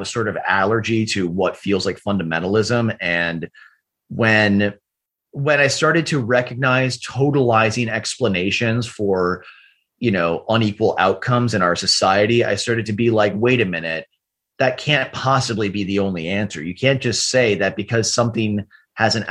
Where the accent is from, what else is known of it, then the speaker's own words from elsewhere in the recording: Minneapolis, Minnesota, United States; my hometown caught fire in June of 2020, Minneapolis